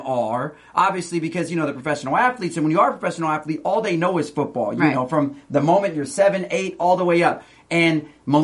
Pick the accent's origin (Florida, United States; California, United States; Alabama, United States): California, United States; Stockton; I'm from Stockton